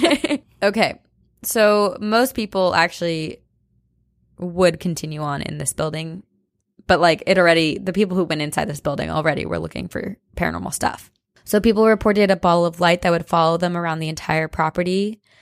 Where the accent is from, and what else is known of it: New Jersey, United States; moved away